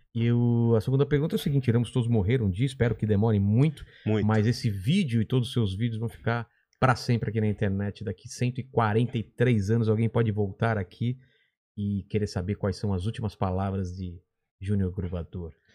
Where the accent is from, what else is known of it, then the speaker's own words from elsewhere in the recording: São Bernardo do Campo, São Paulo, Brazil; sou de São Bernardo